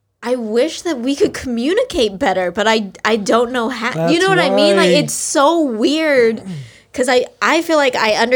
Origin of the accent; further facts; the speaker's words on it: the South, United States; Maybe just for me, because I am from, I'm from the South, which is tricky.